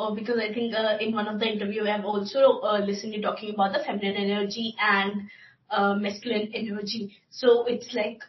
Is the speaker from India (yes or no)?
yes; India